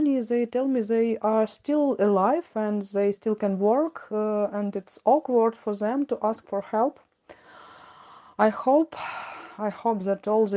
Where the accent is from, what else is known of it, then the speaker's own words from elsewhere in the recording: Kharkiv, Kharkiv Oblast, Ukraine; from Kharkiv